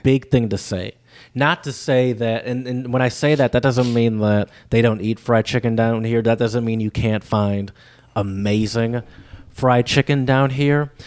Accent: Michigan, United States; accent: northern; moved away as an adult; now in Louisiana, United States

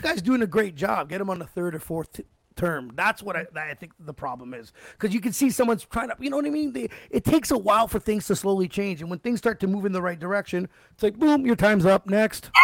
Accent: Canada; as a Canadian

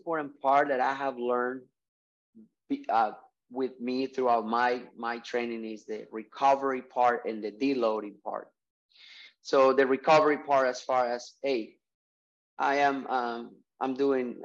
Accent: Colombia; moved away as an adult; I'm from Colombia. I moved here when I was 19, 23 years ago

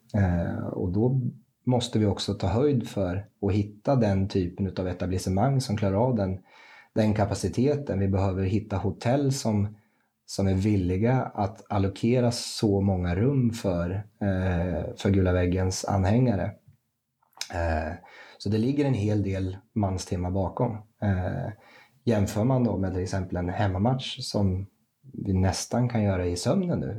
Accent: Rimforsa, Östergötland, Sweden; also born or lived in Gävle / United States; flyttlasset gick ner till eh, mina hemtrakter, Wimforsa, som ligger strax utanför Linköping som ettåring

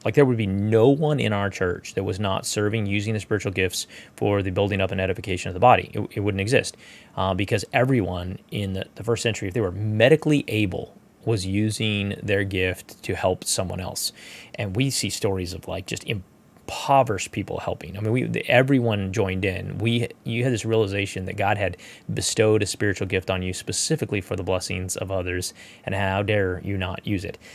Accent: United States; We're American

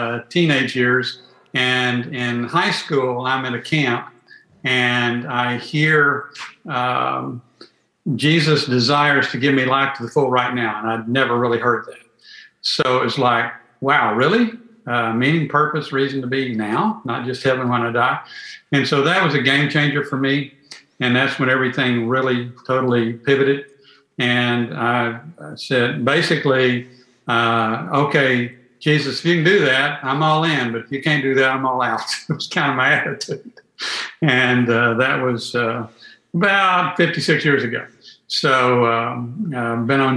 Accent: Fort Worth, Texas, United States; also born or lived in Houston, Texas; I was born in Houston, but grew up in Fort Worth and been in the Dallas-Fort Worth area pretty much ever since

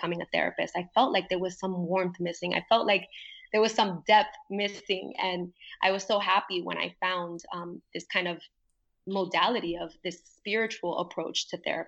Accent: New York, United States; moved away as an adult; now in Puerto Rico; when I first moved to Puerto Rico, because I grew up in New York

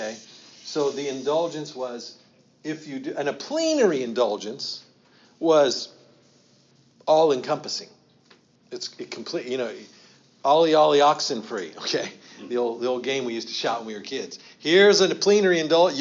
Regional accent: United States; I can only speak for American culture because I'm American, okay? That's all I can speak for. I'm raised an American

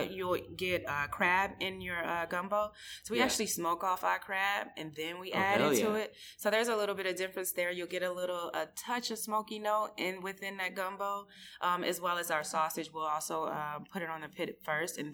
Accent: Midwest, United States; moved away; I grew up in the Midwest, but with Southern folks

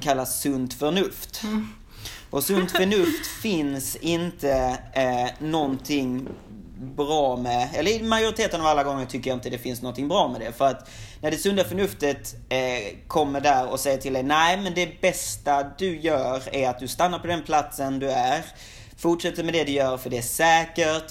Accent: Sweden; moved away as an adult; now in Shanghai, China; som svensk

